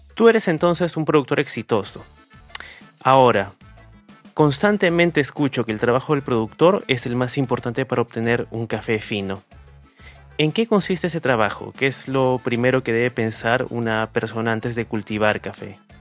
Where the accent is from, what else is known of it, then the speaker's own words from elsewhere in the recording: Peru; nos llena de orgullo como peruanos